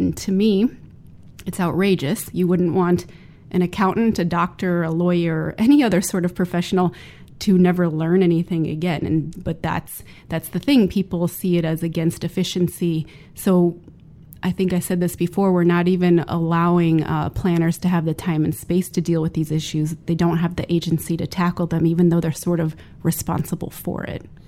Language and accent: English; Midwest, United States; moved away; my hometown, which is a small Midwestern city with a liberal arts college